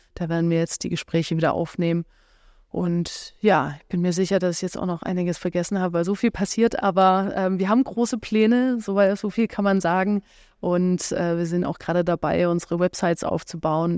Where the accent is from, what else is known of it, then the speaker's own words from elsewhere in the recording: Stuttgart, Baden-Württemberg, Germany; now in Berlin, Germany; ich komme ja ursprünglich aus Stuttgart